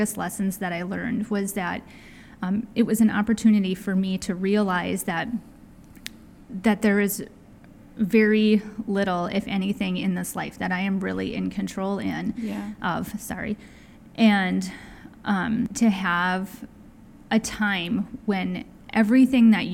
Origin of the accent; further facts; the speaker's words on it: Wisconsin, United States; moved away as an adult; I grew up in Wisconsin, followed a boy around the country, moved several times